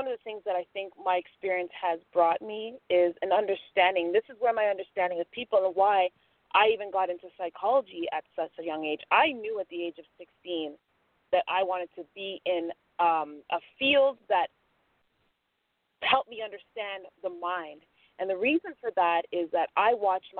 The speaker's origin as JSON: {"language": "English", "country": "Jamaica", "moved": "yes", "lives_now": "Toronto, Canada", "said": "I'm a Jamaican, and my grandma came here years before us"}